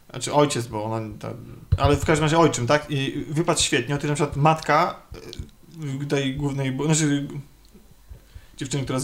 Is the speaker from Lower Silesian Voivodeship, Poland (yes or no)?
no; Warsaw, Masovian Voivodeship, Poland; jestem ja w mojej miejscowości, ja jestem z Warszawy